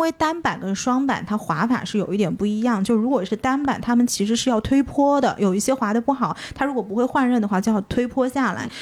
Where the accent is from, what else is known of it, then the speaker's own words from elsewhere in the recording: Shanghai, China; 我上海的